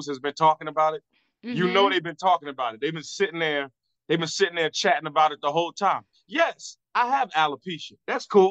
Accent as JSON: {"language": "English", "town": "Virginia Beach", "region": "Virginia", "country": "United States", "tie": "born or raised there", "moved": "yes", "said": "I was down there in Virginia Beach, my hometown"}